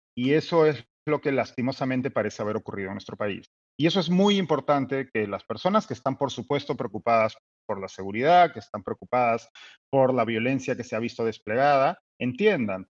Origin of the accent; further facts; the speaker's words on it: Peru; Es hoy un particular miércoles en nuestro país